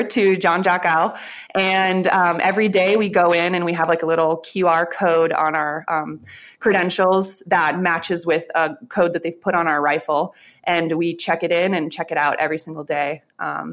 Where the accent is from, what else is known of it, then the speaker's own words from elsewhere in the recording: Pulaski, Wisconsin, United States; I love my hometown. The best donuts I've ever had is this local bakery in Pulaski, Wisconsin